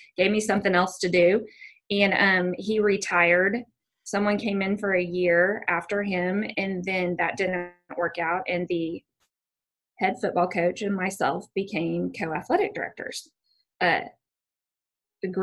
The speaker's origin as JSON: {"language": "English", "town": "Bixby", "region": "Oklahoma", "country": "United States", "tie": "born or raised there", "said": "I grew up actually in Bixby, Oklahoma. So got to come home. I grew up here"}